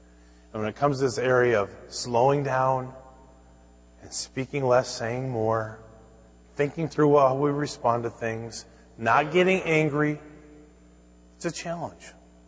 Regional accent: Minnesota, United States; I can remember growing up in Minnesota

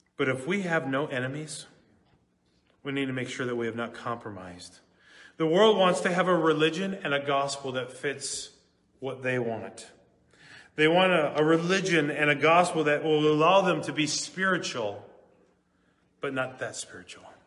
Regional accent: Minneapolis, Minnesota, United States; I grew up in Minneapolis

